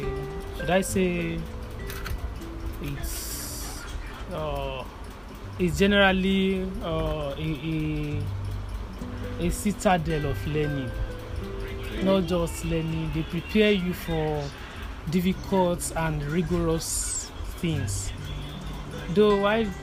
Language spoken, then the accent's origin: English; Ondo, Nigeria; I'm a native of Ondo State. I'm from Ondo West local government of Ondo State, Ondo Town itself.